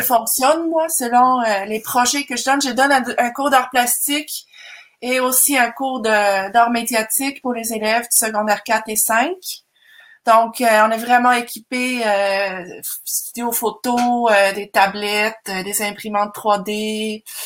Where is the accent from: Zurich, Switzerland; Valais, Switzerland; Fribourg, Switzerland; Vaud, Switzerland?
Zurich, Switzerland; moved away as an adult; also born or lived in Marseille, France / Montreal, Canada / Manicouagan, Quebec, Canada; now in Canada; je suis d'origine suisse-allemande. Je viens de Zurich